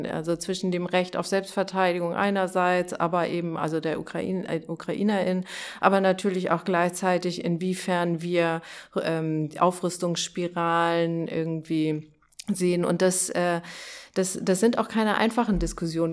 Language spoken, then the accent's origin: German; Dithmarschen, Schleswig-Holstein, Germany; moved away as an adult; now in Hamburg, Germany; ich komme ja eher aus Dithmarschen